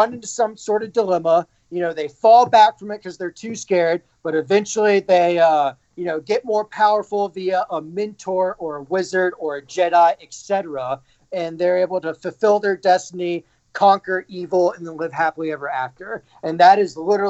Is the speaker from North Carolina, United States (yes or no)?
no; Birmingham, Alabama, United States; moved away as an adult; also born or lived in Boulder, Colorado; now in Denver, United States; born and raised in Birmingham, Alabama. Lived there pretty much my entire life until I went to college.